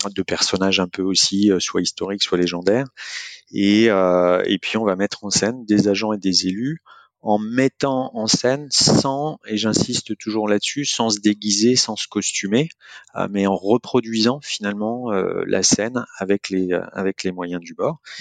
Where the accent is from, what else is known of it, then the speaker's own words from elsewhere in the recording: Angers, Pays de la Loire, France; angevin d'origine